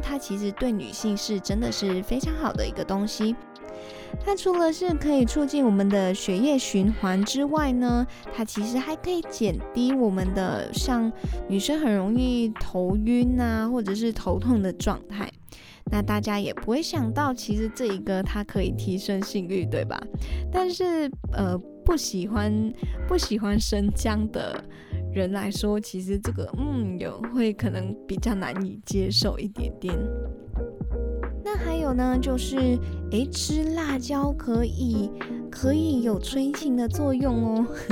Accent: Malaysia; 我是马来西亚人

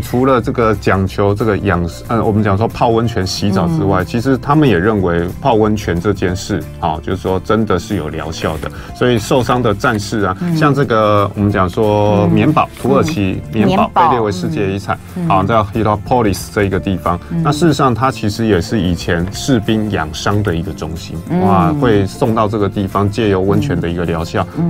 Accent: Kaohsiung, Taiwan; 就像我是高雄人

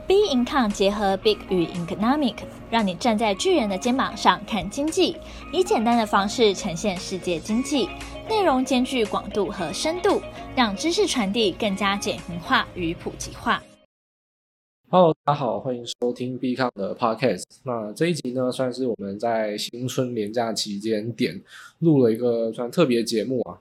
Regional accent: Hsinchu, Taiwan; moved away as an adult; also born or lived in Taipei; 我自己呢，刚好不是台北人哦，我是新竹人，在大学来台北以前啊

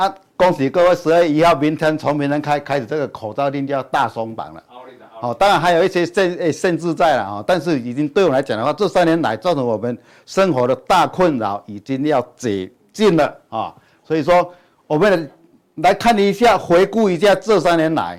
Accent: Chiayi, Taiwan; 各位，我是金钱豹朋友，大家好，我是嘉义的

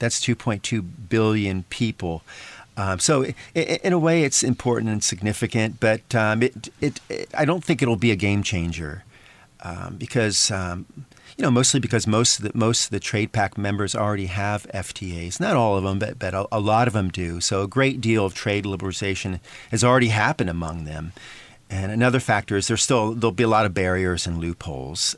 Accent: United States; now in Taiwan; my my home country, the United States

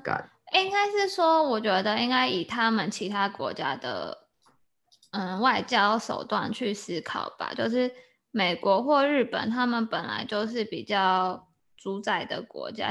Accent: Taiwan; 我们就是台湾人

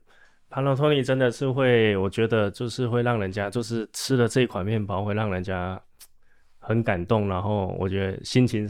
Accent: Taichung, Taiwan; 台中的名产，我是台中人。

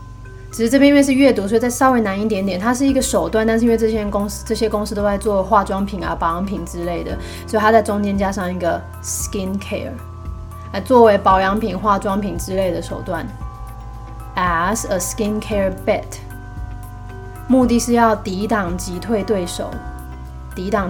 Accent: China; 就是避开啊我们中国人所谓的脏东西啊，就是有的没有的啊，鬼魂之类的

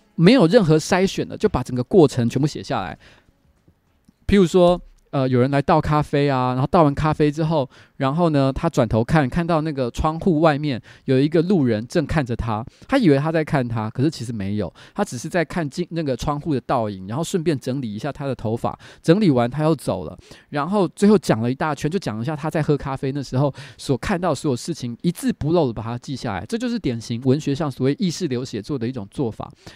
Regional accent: Taipei, Taiwan; first language Mandarin; 民生社区就我从小住的地方，其实附近有眷村

